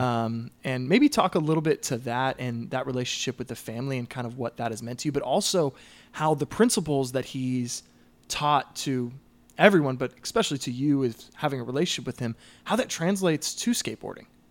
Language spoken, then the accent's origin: English; Southern California, United States; I, I grew up in Southern California